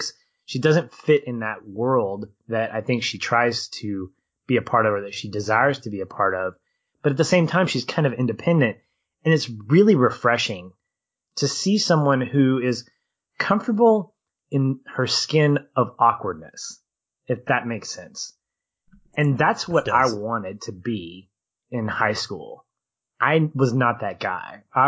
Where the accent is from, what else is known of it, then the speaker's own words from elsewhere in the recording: Arkansas, United States; accent: Southern; when people hear me talk, they're like, you don't sound like you're from Arkansas. And it's like, because I got rid of my Southern accent when I did theater.